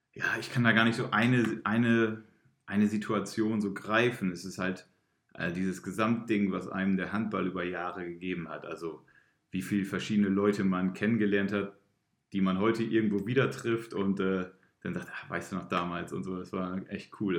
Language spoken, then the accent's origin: German; Emden, Lower Saxony, Germany; moved away as an adult; also born or lived in Göttingen; now in Oldenburg, Germany; ich bin ja ähm, kein gebürtiger Oldenburger. Ich komme ja aus Emden. Äh, habe da auch mein Abitur gemacht damals